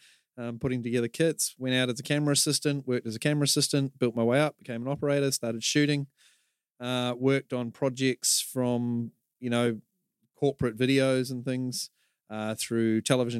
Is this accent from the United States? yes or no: no; New Zealand; and now, yeah, there's people I've known for years don't realise I'm a Kiwi. And then other people go, oh, your accent's so strong.